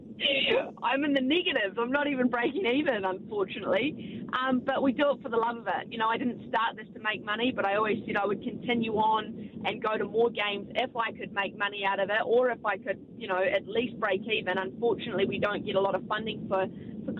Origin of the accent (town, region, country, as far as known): New Zealand